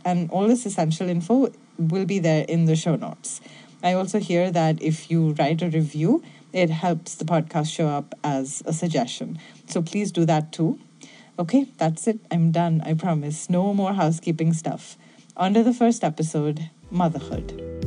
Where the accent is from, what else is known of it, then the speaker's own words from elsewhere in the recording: Bangalore, Karnataka, India; moved away; also born or lived in Mumbai; I'm originally from Bangalore in India